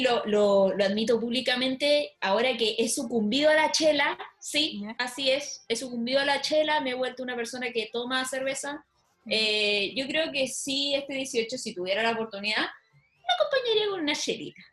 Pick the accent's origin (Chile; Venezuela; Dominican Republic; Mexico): Chile; moved away; Soy la única chilena